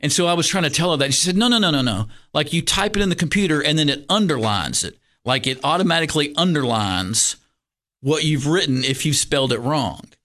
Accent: Lexington, Kentucky, United States; also born or lived in Georgetown, Kentucky; I grew up in Lexington, Kentucky

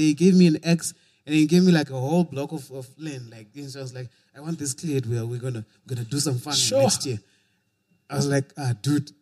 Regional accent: Bulawayo, Zimbabwe; also born or lived in Kwekwe, Zimbabwe; I was born in Kwekwe. Went to Bulawayo as a little youth.

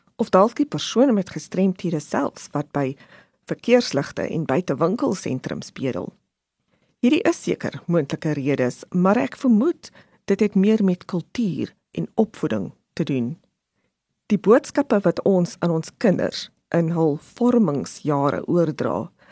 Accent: South Africa; ons as Suid-Afrikaners so trots is

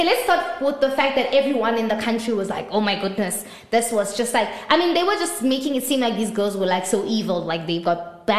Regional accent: South Africa; as a South African

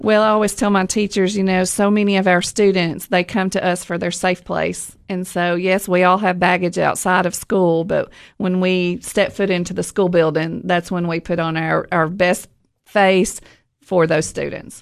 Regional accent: Livingston, Tennessee, United States; also born or lived in Rickman, Tennessee; I grew up in Livingston

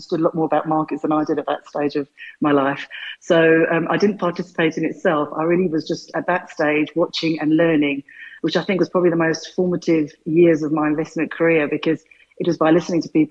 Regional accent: London, United Kingdom; moved away as an adult; now in South Africa; I grew up in North London

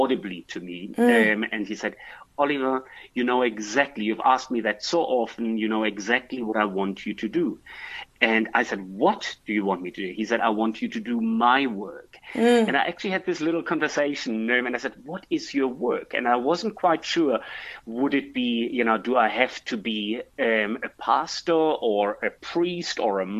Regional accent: Germany; moved away as an adult; also born or lived in France / Hong Kong / Russia / London; now in South Africa; I'm originally from Germany.

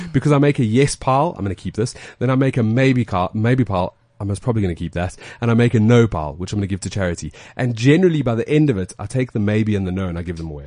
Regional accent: Alberton, Gauteng, South Africa; I'm from Alberton

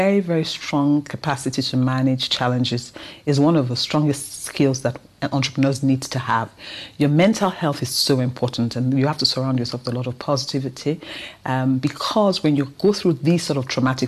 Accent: Nigeria; accent: Nigerian; a lady recognized my accent, that I was Nigerian

